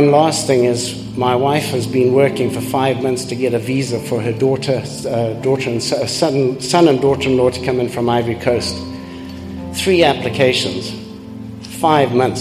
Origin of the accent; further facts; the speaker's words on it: Zimbabwe; also born or lived in Canada; I'm from Zimbabwe originally